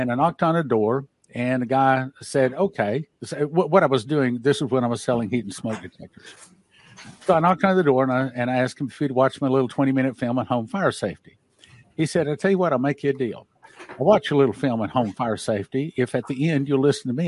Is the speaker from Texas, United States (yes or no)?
yes; Odessa, Texas, United States; I grew up in Odessa, Texas